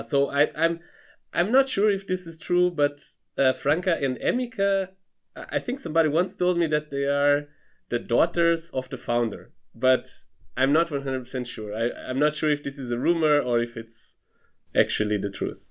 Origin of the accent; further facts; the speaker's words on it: Lisbon, Portugal; moved away as an adult; also born or lived in Freiburg, Germany; now in Darmstadt, Germany; I'm originally from Lisbon, from Portugal